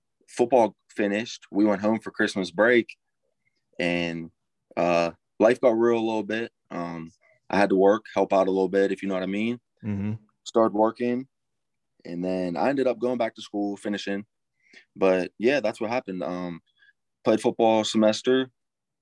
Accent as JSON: {"language": "English", "area": "Inaka", "region": "Pennsylvania", "country": "United States", "said": "I'm from Inaka, Pennsylvania."}